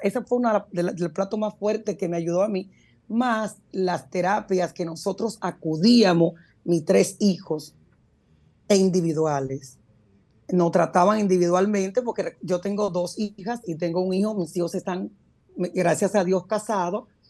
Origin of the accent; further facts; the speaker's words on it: Puerto Rico; moved away as an adult; also born or lived in Dominican Republic / New York; now in United States; Yo salí muy niña de, mi país hacia Puerto Rico, me crié en Puerto Rico